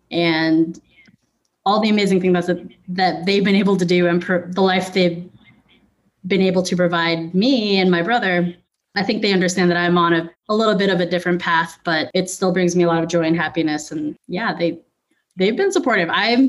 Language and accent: English; Philippines; it was kind of melding my two worlds of me as a musician and then me as a business owner and me as a Filipino, all those things.